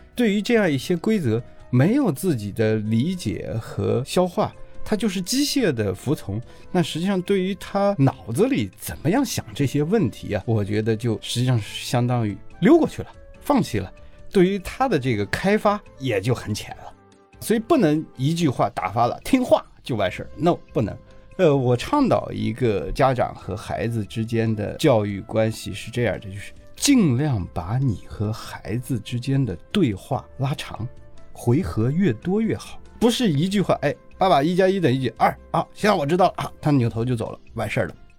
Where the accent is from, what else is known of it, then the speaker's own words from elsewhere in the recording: China; 我们中国人生活当中的这种宗教场景